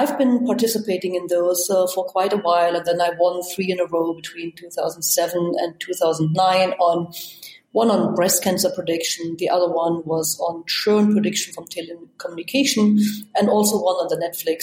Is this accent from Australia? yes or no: no; East Germany, Germany; moved away; I grew up in East Germany